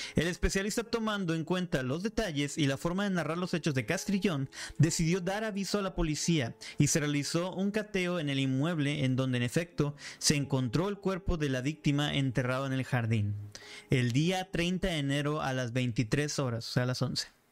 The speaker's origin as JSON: {"language": "Spanish", "town": "Monterrey", "region": "Nuevo León", "country": "Mexico", "said": "Yo soy de Monterrey, Nuevo León."}